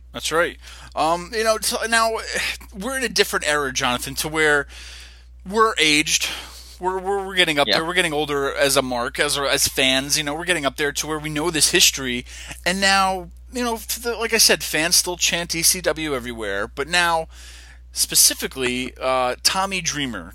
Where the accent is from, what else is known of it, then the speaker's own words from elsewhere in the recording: Poughkeepsie, New York, United States; I'm from Poughkeepsie, New York